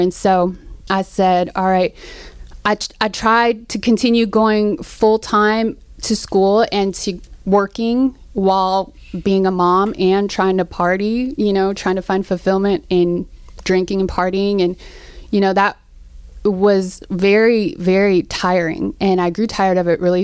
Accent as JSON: {"language": "English", "town": "Seattle", "region": "Washington", "country": "United States", "tie": "born or raised there", "also_born_or_lived": "Philippines", "said": "I was born in the Philippines and raised in Seattle"}